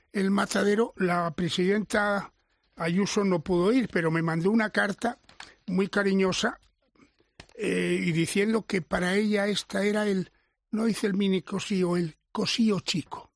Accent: Villarramiel, Castile and León, Spain; en Villarramiel no tenemos plaza

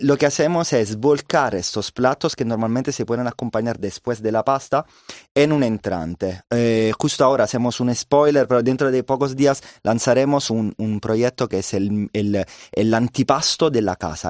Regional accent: Caserta, Campania, Italy; Spanish is a second language; now in Madrid, Spain; Nosotros somos de Nápoles, más bien alrededor de Nápoles, muy cerca, se llama Caserta

